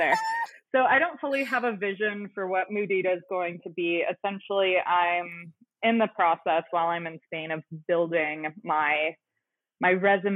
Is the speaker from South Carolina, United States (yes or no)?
no; Central Oregon, United States; you and I both had the experience of growing up in Central Oregon